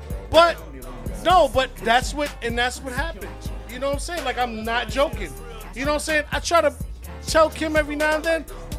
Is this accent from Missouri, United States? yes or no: no; Far Rockaway, New York, United States; I grew up in Farrakway. I know how to kill things.